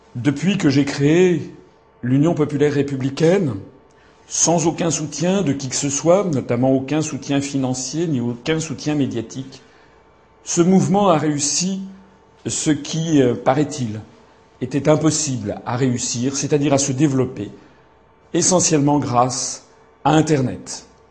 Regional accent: Paris, Île-de-France, France; je suis né à Paris

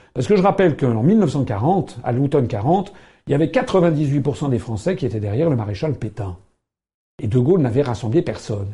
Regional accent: France; nous sommes français

